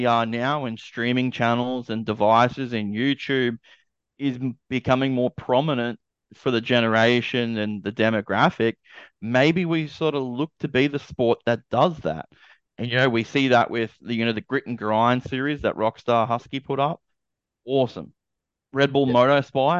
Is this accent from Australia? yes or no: yes; Australia; I'm an Aussie